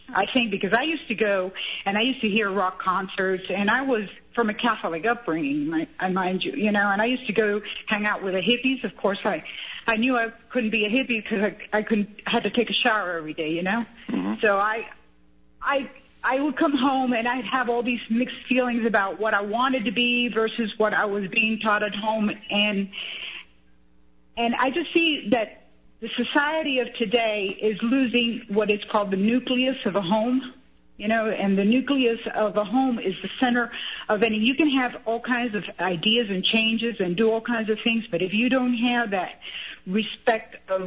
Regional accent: Cuba; now in United States; we came from Cuba in the '60s. My father was a pharmacist.

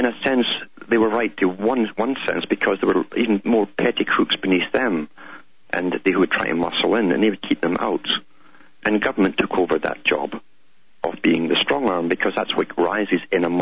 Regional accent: United Kingdom; growing up in Britain

